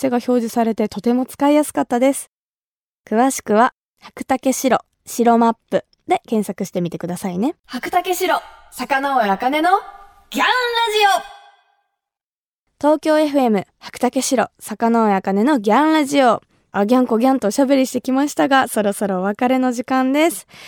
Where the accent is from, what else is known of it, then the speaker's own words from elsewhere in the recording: Kumamoto, Japan; 私が生まれ育った熊本